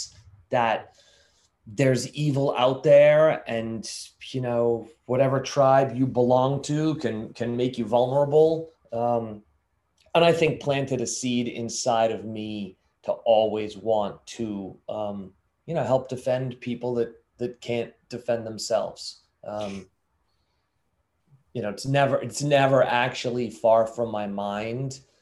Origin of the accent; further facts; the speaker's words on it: Lynnfield, Massachusetts, United States; Just north of Boston in a little town called Linfield